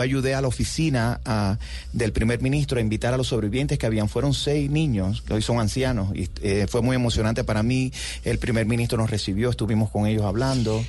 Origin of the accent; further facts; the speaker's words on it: Cuba; moved away as an adult; also born or lived in New York / Miami; now in United States; yo crecí en los 60 y los 70, en los 70 y los 80 en Cuba